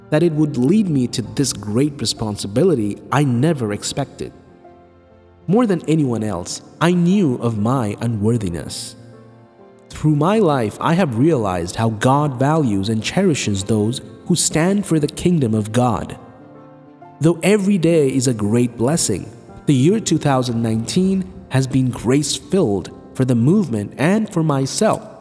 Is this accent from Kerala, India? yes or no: yes; Kumbalam, Kerala, India; now in UAE; I come from Kumbalam Parish in the district of Kollam in Kerala. For the past 13 years, I have been working in a company in the UAE.